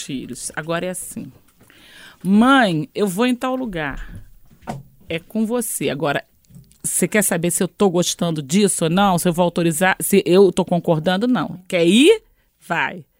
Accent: Niterói, Rio de Janeiro, Brazil; Eu sou de Niterói, do Rio

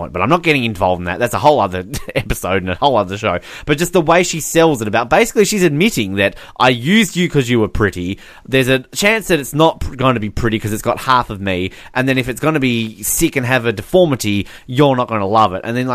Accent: Australia; proud Australian

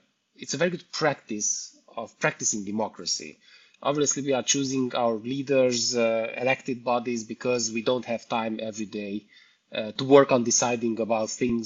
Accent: Cluj-Napoca, Cluj County, Romania; I'm coming from Cluj, Transylvania, Romania.

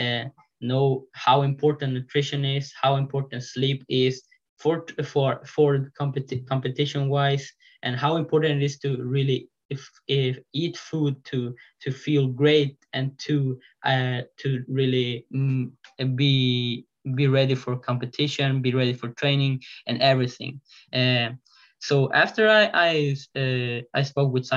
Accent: Sweden; I live in Sweden. I'm from Sweden

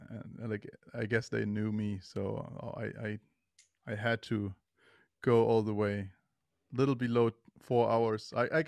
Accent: Germany; I am from Germany.

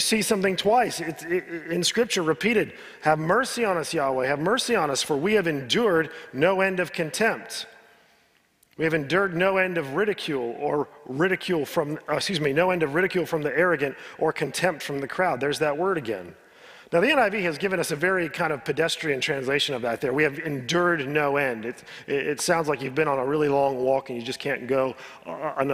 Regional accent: United States; I'm an American

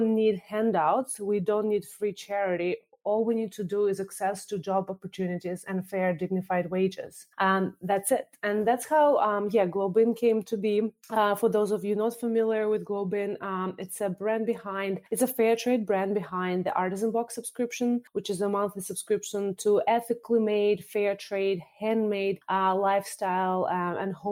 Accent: Moscow, Russia; moved away; I was born in Moscow, Russia, and came here, studied international relations

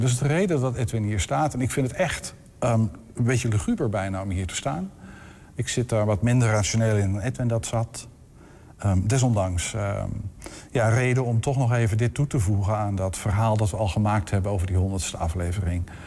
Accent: area of Hoogeveen, Drenthe, Netherlands; moved away; de streek waar ik opgegroeid ben, in eh, de omgeving van Hoop, Veen, dat is plat verkaveld land

